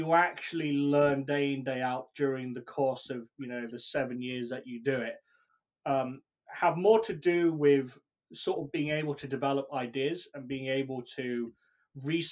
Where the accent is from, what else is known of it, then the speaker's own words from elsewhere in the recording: United Kingdom; accent: British; probably tell by my accent, I'm British